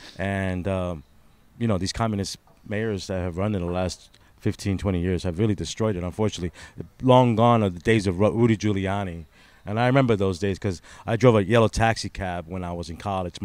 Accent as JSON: {"language": "English", "town": "New York City", "region": "New York", "country": "United States", "also_born_or_lived": "Brooklyn", "moved": "as an adult", "said": "I'm a political refugee from New York City."}